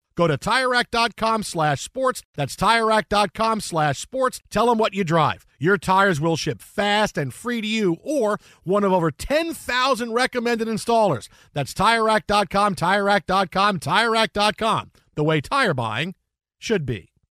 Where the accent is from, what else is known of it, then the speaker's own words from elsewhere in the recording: New York, United States; growing up in New York, it was always about Steinbrenner